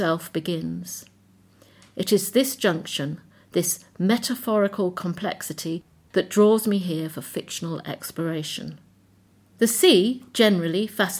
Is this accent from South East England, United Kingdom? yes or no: yes; Brighton, South East England, United Kingdom; fellow Brighton resident